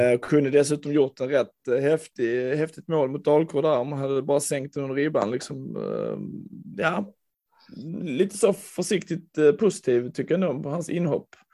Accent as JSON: {"language": "Swedish", "town": "Landskrona", "region": "Skåne", "country": "Sweden", "tie": "born or raised there", "said": "Jag växte upp i Landskrona"}